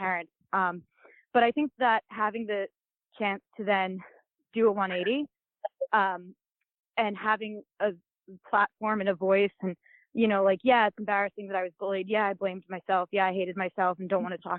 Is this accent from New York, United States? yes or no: yes; Long Island, New York, United States; I grew up in Long Island